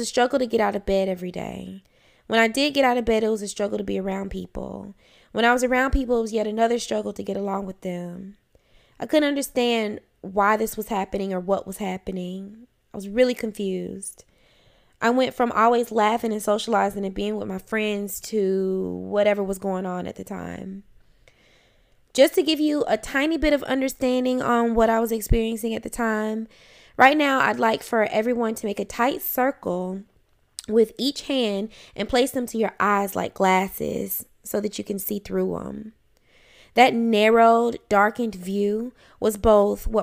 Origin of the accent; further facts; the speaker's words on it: Athens, Georgia, United States; also born or lived in Atlanta, Georgia; I grew up in Athens, Georgia with my mother and two brothers